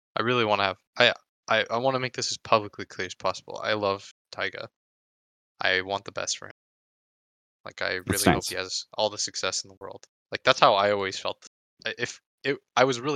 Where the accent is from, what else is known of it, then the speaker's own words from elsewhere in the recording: California, United States; I was born in California, and it's like one of the most liberal states